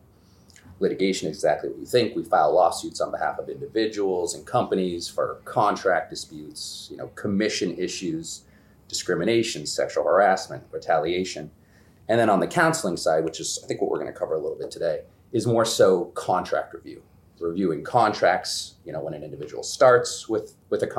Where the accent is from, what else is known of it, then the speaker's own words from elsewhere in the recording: Toronto, Ontario, Canada; moved away as an adult; also born or lived in Geneva, New York / Manhattan / Vancouver; now in Boston, United States; I grew up in Toronto, I graduated high school there